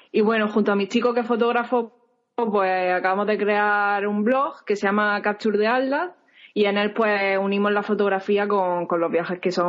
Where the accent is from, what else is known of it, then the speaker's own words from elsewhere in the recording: Spain; now in United States; Pues yo soy española, aunque llevo prácticamente un año viviendo en Estados Unidos.